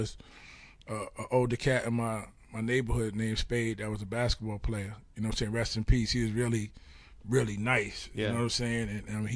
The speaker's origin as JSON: {"language": "English", "town": "New York City", "region": "New York", "country": "United States", "tie": "born or raised there", "said": "I'm from Spanish Harlem"}